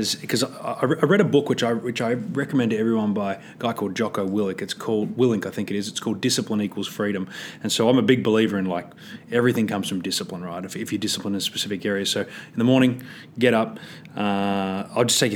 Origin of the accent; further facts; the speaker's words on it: Australia; I'm from Australia